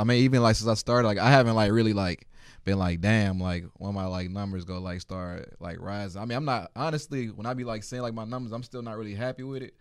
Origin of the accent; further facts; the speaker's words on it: Baton Rouge, Louisiana, United States; moved away as an adult; also born or lived in Atlanta; I'm from Louisiana